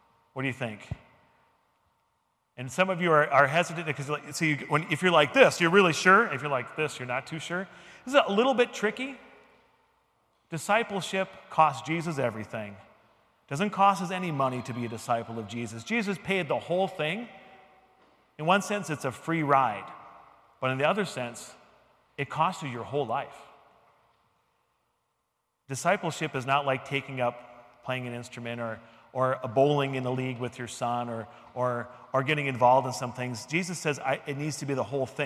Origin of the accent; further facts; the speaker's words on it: United States; I'm very American